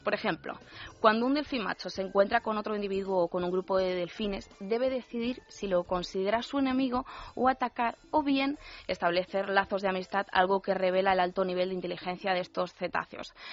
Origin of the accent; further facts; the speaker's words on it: Yecla, Region of Murcia, Spain; en mi tierra, en Yecla, en Murcia